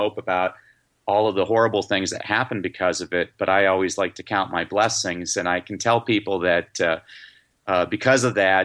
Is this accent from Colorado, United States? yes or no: yes; Durango, Colorado, United States; in my hometown at the time, which was Durango, Colorado